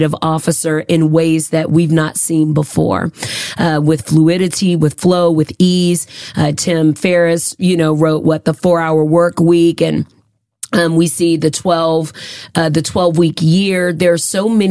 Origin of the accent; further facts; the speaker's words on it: United States; I was raised in America.